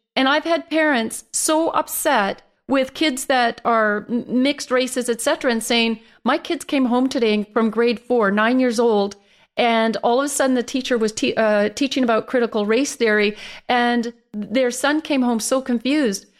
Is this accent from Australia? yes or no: no; Canada; my hometown that I was born and raised in.